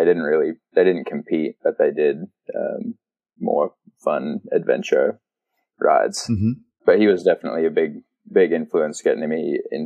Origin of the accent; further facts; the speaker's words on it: Australia; now in United States; I grew up there and was like, I'm Australian, but and my accent used to be a lot stronger, but now I've been, spent too much time over in the States, I think.